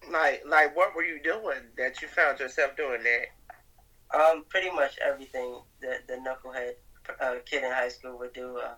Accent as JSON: {"language": "English", "town": "Brooklyn", "region": "New York", "country": "United States", "tie": "born or raised there", "said": "Brooklyn, New York. I'm 20 now. Um, I got about five siblings, I think."}